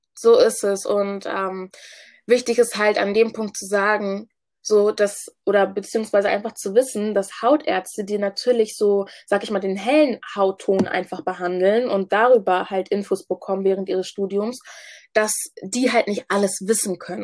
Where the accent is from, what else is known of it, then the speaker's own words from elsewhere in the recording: Hamburg, Germany; ich komme ursprünglich aus Ghana, wurde aber in Hamburg geboren